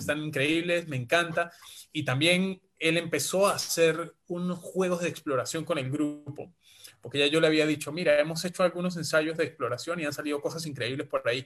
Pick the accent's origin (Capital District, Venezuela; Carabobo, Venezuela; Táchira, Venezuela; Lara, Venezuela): Táchira, Venezuela; San Juan de Colón; moved away as an adult; now in Peru; Soy venezolano de nacimiento, ya prácticamente peruano de corazón por adopción